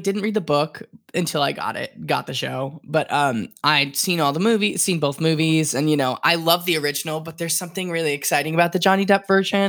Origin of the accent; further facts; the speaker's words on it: East Rockaway, New York, United States; East Rockaway, so it's like Oceanside, Rockaway.